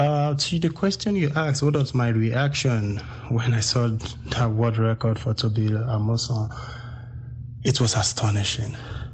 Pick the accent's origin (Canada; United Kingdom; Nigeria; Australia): Nigeria; Ijebu-Ode, Ogun State; now in Texas, United States; where we came from Ijebu-Ode